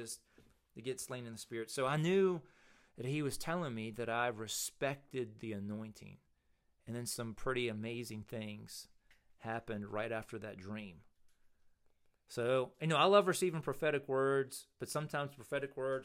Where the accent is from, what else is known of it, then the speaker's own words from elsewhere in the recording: Mechanicsville, Virginia, United States; I'm in Mechanicsville, Virginia, my hometown